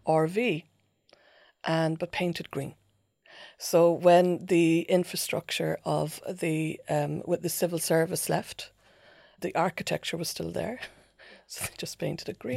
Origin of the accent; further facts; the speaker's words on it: Ireland; growing up in Ireland in the eighties